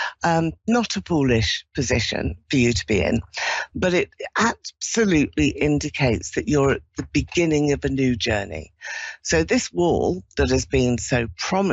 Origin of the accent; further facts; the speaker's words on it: London, United Kingdom; I'm from London.